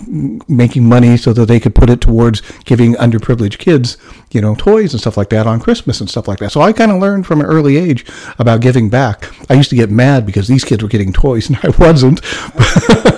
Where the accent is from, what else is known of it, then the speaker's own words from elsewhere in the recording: El Cerrito, California, United States; also born or lived in Las Vegas, Nevada; my family moved to California in 1968, so I'm 8 years old. And mind you, I grew up in Nevada, Las Vegas, Nevada